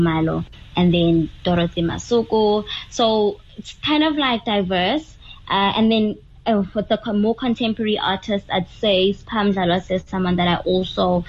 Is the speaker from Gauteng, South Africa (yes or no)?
yes; Johannesburg, Gauteng, South Africa; moved away as an adult; now in Cape Town, South Africa; So I grew up in Johannesburg, the south of Joburg. That's where I was born, and then I grew up in the West Rand for the rest of my life, so throughout high school